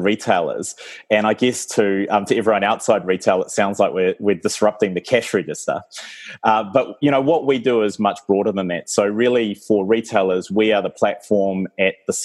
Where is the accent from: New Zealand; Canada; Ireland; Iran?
New Zealand; also born or lived in Oxford, United Kingdom; I was born here in New Zealand